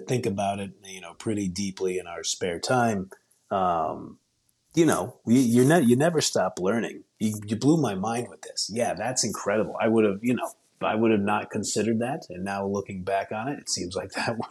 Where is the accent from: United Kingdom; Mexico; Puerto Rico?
United Kingdom; England; I'm an English person